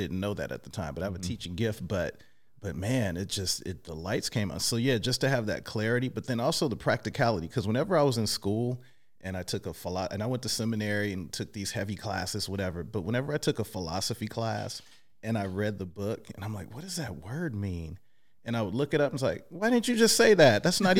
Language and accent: English; Oakland, California, United States; I am from Oakland.